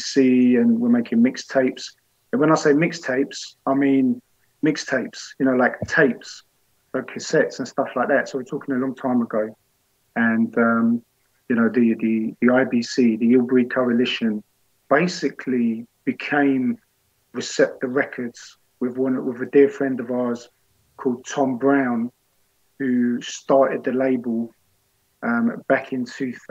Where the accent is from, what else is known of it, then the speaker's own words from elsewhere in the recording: London, United Kingdom; I wasn't from the same part of North. I was from North London, now from North West